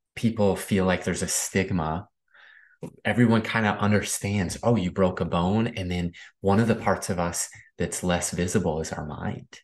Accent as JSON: {"language": "English", "region": "Midwest", "country": "United States", "tie": "born or raised there", "said": "Growing up in the Midwest"}